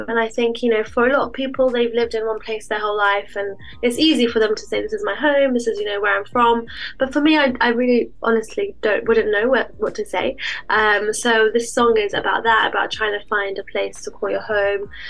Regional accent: London, United Kingdom; moved away as an adult; I grew up there and I left London

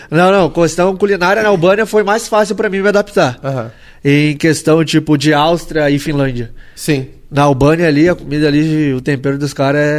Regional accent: Alvorada, Rio Grande do Sul, Brazil; Sou de Metropolitana de Porto Alegre, Alvorada. Sou de Alvorada.

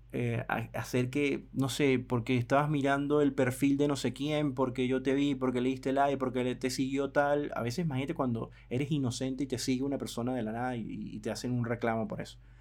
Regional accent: Venezuela; mi país Venezuela

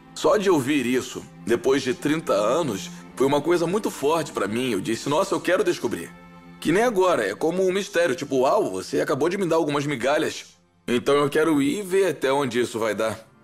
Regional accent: Youngstown, Ohio, United States; é onde eu cresci

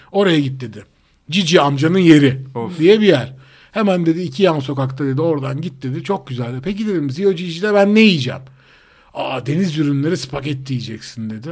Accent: Istanbul, Turkey; aslında İstanbul'da doğduk büyüdük ve buralıyız

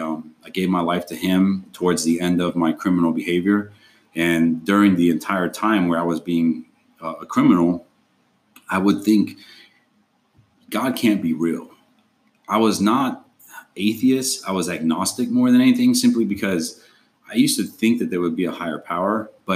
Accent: Argentina; I was an immigrant. I came from Argentina.

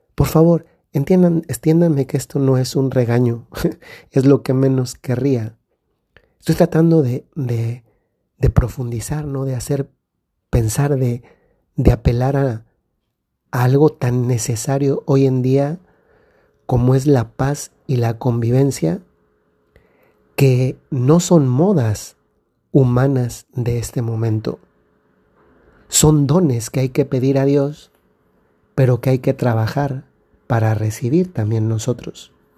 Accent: Mexico; moved away; Recientemente he estado en México, en mi país

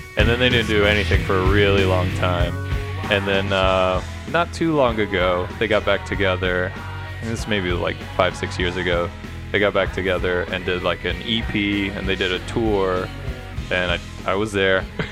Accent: Atlanta, Georgia, United States; I'm from Atlanta

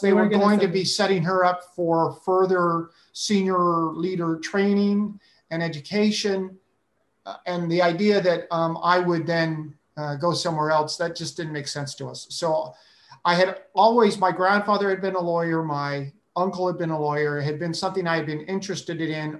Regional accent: California, United States; moved away as an adult; also born or lived in San Francisco Bay Area / Central Valley; now in Hilo, United States; I'm a PK. I'm a preacher's kid. And I grew up in California. The Bay Area was where I was born, San Francisco Bay Area. And then we also lived in Central Valley.

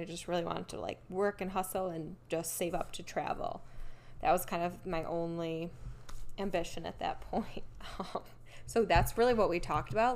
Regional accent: Rochester, New York, United States; moved away as an adult; now in Cleveland, United States; I'm from Rochester

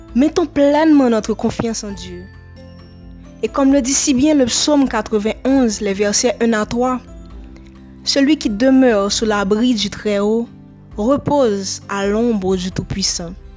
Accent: Haiti; je suis haïtienne

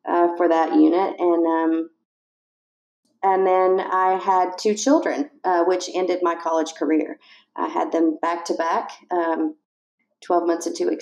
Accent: East Tennessee, United States; I was born and raised in East Tennessee.

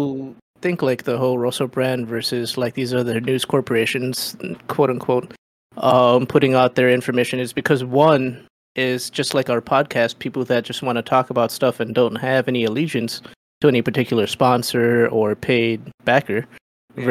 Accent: Philippines; I'm Filipino

